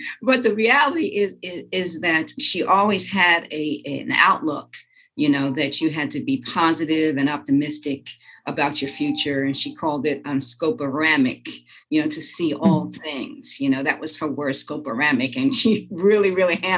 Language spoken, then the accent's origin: English; New York City, New York, United States; moved away as an adult; also born or lived in Des Moines, Iowa; I grew up in the Bronx and enjoyed living in public housing